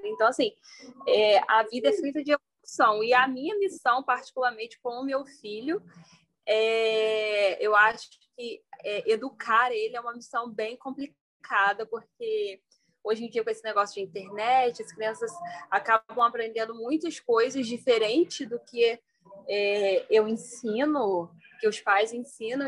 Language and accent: Portuguese; Petrópolis, Rio de Janeiro, Brazil; moved away as an adult; now in Três Rios, Brazil; sou natural de Petrópolis, resido em Três dias desde 2019, quando eu entrei para a faculdade